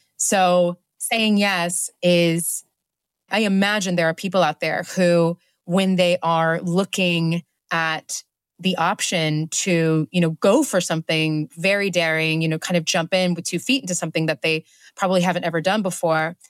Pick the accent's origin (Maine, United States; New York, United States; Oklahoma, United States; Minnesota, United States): Oklahoma, United States; moved away as an adult; now in London, United Kingdom; out in the country, in Oklahoma, is a predominantly white community